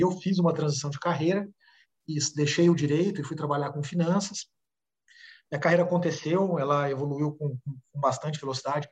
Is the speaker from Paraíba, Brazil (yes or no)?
no; Uberaba, Minas Gerais, Brazil; moved away as an adult; now in São Paulo, Brazil; saí de Uberaba, Minas Gerais, quando eu tinha 20 anos, vim para São Paulo